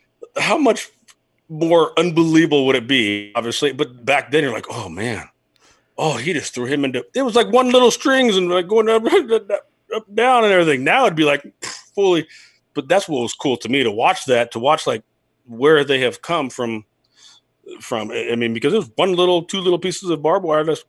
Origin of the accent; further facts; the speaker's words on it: California, United States; now in Kansas, United States; I'm from California